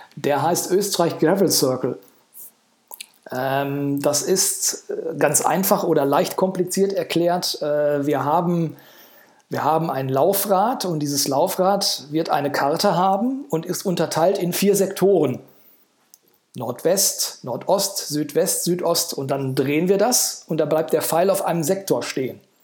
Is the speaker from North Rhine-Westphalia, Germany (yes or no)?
yes; Brilon, North Rhine-Westphalia, Germany; da ich gebürtiger Briloner bin